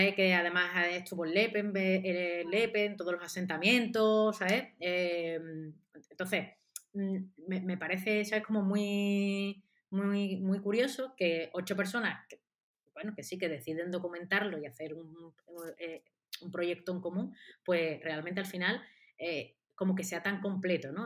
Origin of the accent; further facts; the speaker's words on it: Seville, Andalusia, Spain; yo soy de Sevilla y vivo en Sevilla